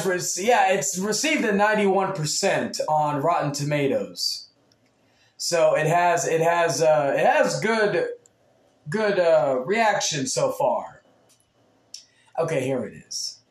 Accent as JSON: {"language": "English", "region": "Texas", "country": "United States", "said": "being from Texas"}